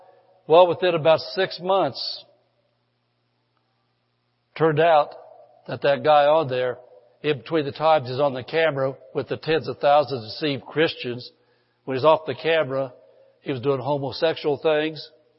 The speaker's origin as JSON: {"language": "English", "region": "the Bible Belt", "country": "United States", "lives_now": "California, United States", "said": "when I came from the Bible Belt to California, I'm a Californian now, so I can talk about California because I am one now."}